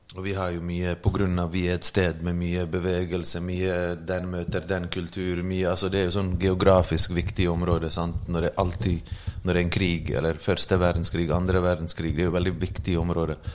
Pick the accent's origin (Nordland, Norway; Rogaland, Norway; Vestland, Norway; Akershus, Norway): Vestland, Norway; Bergen; also born or lived in Bosnia and Herzegovina; now in Oslo, Norway; jeg har vokst opp i Bergen